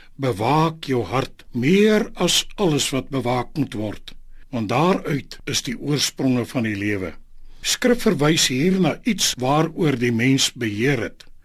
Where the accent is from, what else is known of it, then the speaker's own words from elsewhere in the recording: South Africa; ons as Suid-Afrikaners